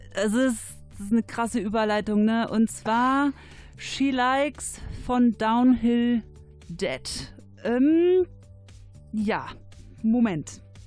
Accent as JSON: {"language": "German", "town": "Cologne", "region": "North Rhine-Westphalia", "country": "Germany", "said": "ich komme aus Köln"}